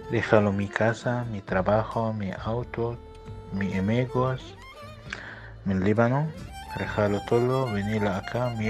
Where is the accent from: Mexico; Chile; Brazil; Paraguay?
Paraguay; now in Argentina; emigrante de Paraguay. Vine a quedarme en la Argentina en el año 2007.